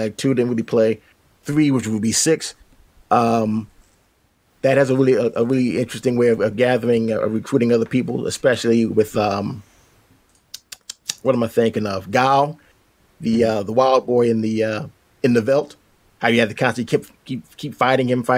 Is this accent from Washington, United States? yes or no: no; Philadelphia, Pennsylvania, United States; now in Northeast Pennsylvania, United States; I'm about a good couple hours away from my hometown of Philly